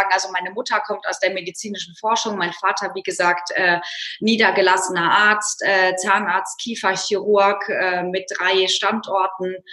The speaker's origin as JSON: {"language": "German", "region": "North Rhine-Westphalia", "country": "Germany", "tie": "born or raised there", "said": "aufgewachsen im Rheinland. Äh, wenn jetzt Kölner zuhören, dann kriegen die die Krise in Düsseldorf, aber im Süden von Düsseldorf und damit irgendwie ja im Norden von Köln."}